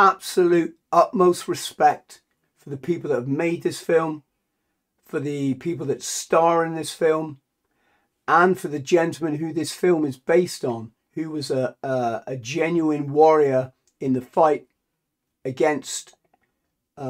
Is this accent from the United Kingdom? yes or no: yes; England, United Kingdom